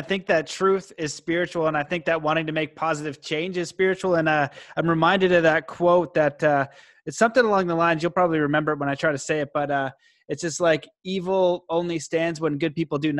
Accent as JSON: {"language": "English", "country": "Canada", "said": "I'm Canadian"}